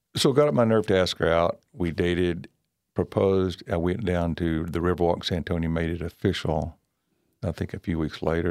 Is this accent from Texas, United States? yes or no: yes; Bryan, Texas, United States; I grew up here in Bryan and went to Stephen F. Austin